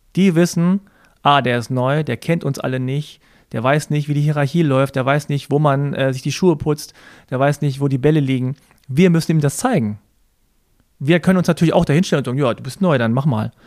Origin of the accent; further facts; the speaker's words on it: Germany; Ich bin in Deutschland geboren und hier aufgewachsen, aber ich war immer Ausländer.